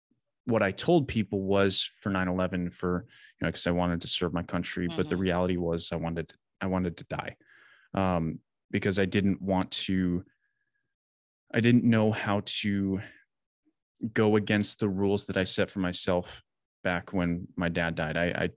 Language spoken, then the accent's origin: English; Wisconsin, United States; I grew up in Southern Wisconsin, kind of always lived there.